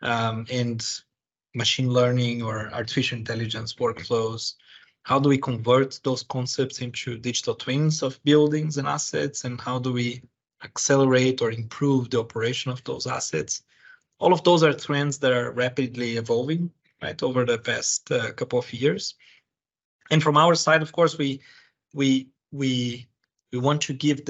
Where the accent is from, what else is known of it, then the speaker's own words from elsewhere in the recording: Brazil; moved away as an adult; now in United Kingdom; I was born and raised in Brazil. I have been living in the UK for 15 years.